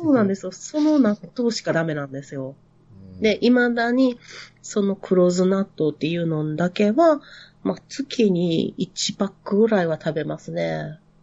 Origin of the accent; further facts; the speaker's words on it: Nara, Japan; accent: Kansai dialect; 私あの、奈良 出身なんですけど